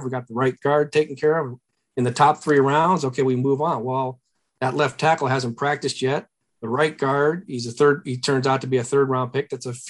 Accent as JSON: {"language": "English", "town": "Cleveland", "region": "Ohio", "country": "United States", "said": "Yeah, I'm from Cleveland."}